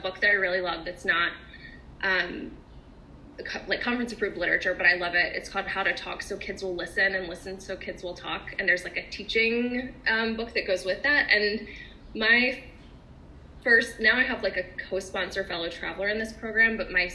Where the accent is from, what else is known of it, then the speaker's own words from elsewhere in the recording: the South, United States; I often talk about being a Southerner